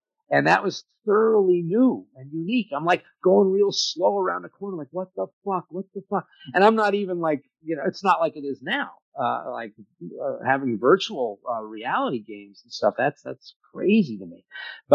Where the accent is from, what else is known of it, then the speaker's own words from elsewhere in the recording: Pennsylvania, United States; I come from the coal mines of Pennsylvania